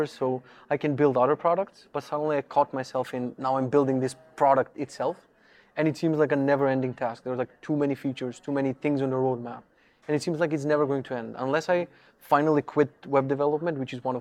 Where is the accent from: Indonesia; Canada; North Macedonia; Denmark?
North Macedonia; English is a second language; now in Poland; I'm originally from Macedonia. I live in Poland for a couple of years.